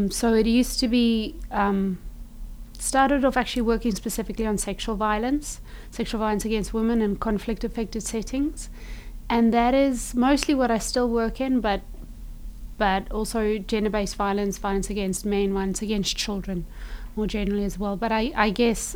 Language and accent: English; South Africa; I am South African. So HIV was big in my country.